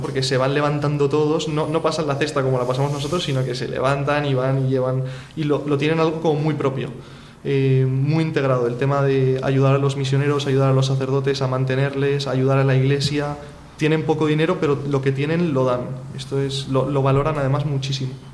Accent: Spain; yo soy español, me estoy preparando para ser sacerdote católico

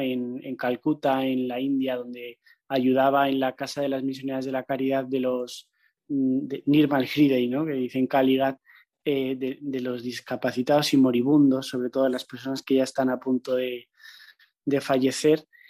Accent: Madrid, Community of Madrid, Spain; yo soy de Madrid

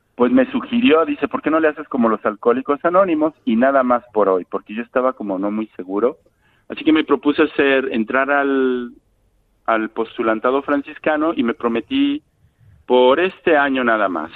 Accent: Mexico; moved away as an adult; now in Morocco

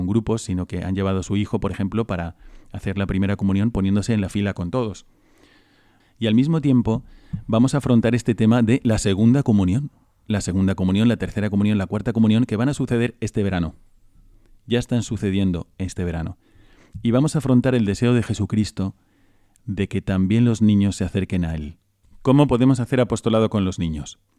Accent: Bogotá, Colombia; moved away as an adult; now in Madrid, Spain; yo soy de Colombia, de Bogotá, de la capital.

